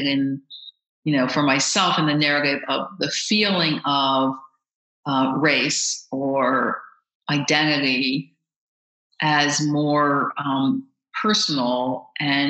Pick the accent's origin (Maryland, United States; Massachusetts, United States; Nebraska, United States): Maryland, United States; Baltimore; I grew up in Baltimore